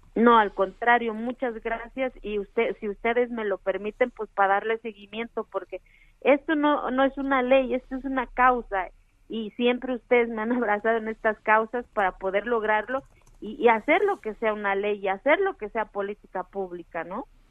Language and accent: Spanish; Mexico; en mi país